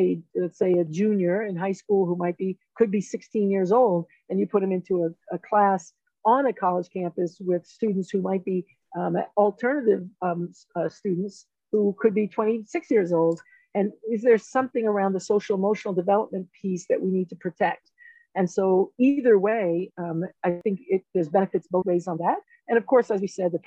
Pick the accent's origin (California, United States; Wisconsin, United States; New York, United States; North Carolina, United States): New York, United States; New York City; now in Colorado, United States; I'm a first generation student. I grew up in the South Bronx